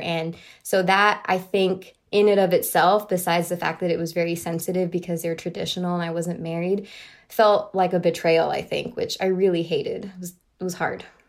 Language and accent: English; Miami, Florida, United States; I grew up in Miami, Florida